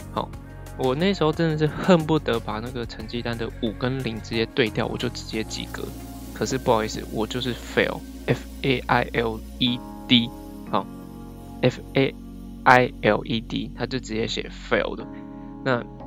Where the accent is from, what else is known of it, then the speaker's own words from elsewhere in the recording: Taiwan; first language Chinese; 我也是台湾人，比较强的母语是中文